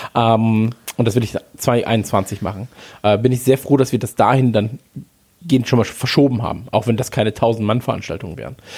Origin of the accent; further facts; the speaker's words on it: Krefeld, North Rhine-Westphalia, Germany; ich bin ja in der Eishockeystadt groß geworden damals. Also in Krefeld